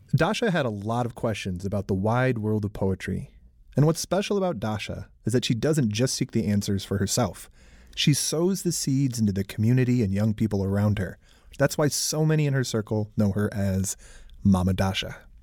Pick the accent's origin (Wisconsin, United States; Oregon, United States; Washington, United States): Wisconsin, United States; Milwaukee; my hometown of Milwaukee, Wisconsin